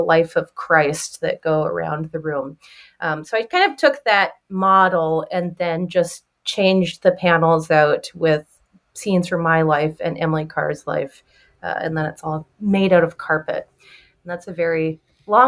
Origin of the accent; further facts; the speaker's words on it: Victoria, British Columbia, Canada; now in Chicago, United States; growing up in the Pacific Northwest and in Victoria, became symbolic of the island where I grew up